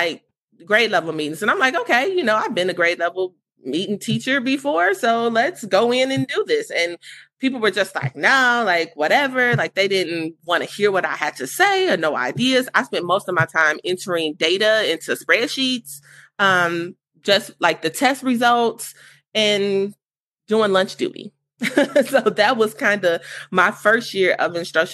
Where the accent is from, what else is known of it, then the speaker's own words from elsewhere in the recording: Gary, Indiana, United States; moved away as an adult; now in Indianapolis, United States; So I'm actually from Gary, Indiana, and I relocated to Indianapolis about 11 years ago.